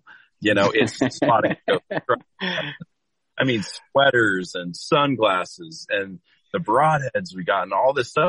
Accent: Lewiston, Idaho, United States; born or raised there

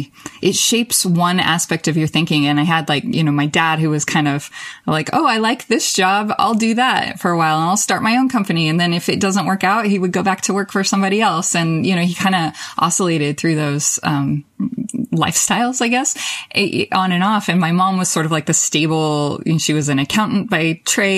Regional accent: Nevada, United States; also born or lived in Las Vegas, Nevada / San Francisco, California; I grew up in very rural Nevada. I was born in Vegas, but moved to rural Nevada with my family in fifth grade.

